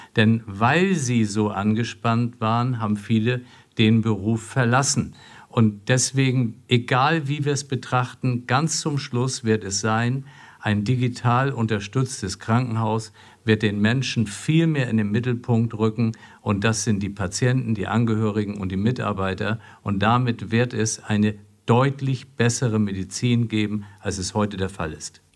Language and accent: German; Flensburg, Schleswig-Holstein, Germany; also born or lived in Marburg; now in Essen, Germany; ich komme aus Flensburg und man verbindet viel mit seiner Heimatstadt, aber wenn ich dort nicht geboren wäre